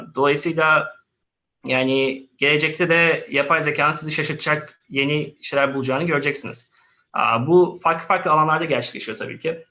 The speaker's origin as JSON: {"language": "Turkish", "region": "Istanbul", "country": "Turkey", "tie": "born or raised there", "also_born_or_lived": "Antalya / Sweden / Canada / United States", "moved": "as an adult", "said": "Antalya doğumluyum. Aa, okulla beraber İstanbul'a geldim. Orta, ortaokul Kadıköy Anadolu okudum. Liseyi İstanbul Atatürk Fen'de okudum"}